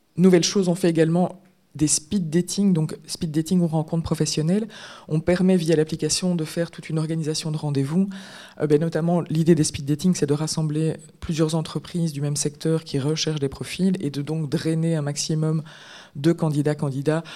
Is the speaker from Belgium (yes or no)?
yes; Belgium; on est belge